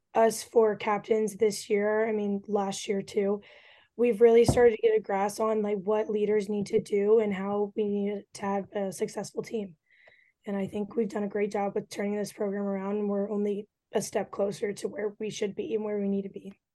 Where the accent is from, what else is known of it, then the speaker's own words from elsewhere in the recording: Kansas, United States; I've also played against two of the other girls in high school ball growing up because we're all from Kansas.